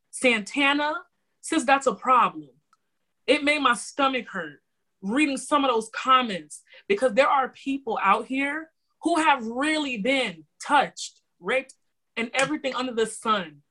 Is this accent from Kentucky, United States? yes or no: no; Florida, United States; I am from Florida. City boy originates from here